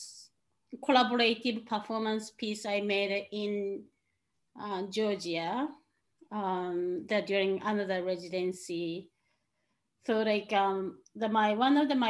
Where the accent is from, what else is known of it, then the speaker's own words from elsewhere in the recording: Tokyo, Japan; moved away as an adult; also born or lived in Chicago; now in Portland, United States; I'm originally from Tokyo, Japan. I moved here 11 years ago